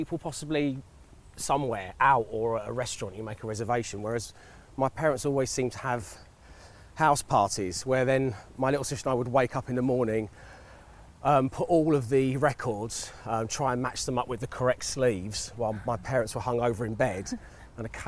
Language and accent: English; London, United Kingdom; also born or lived in Lewisham / Catford; So I grew up in Cholton, and it was a lovely place to grow up.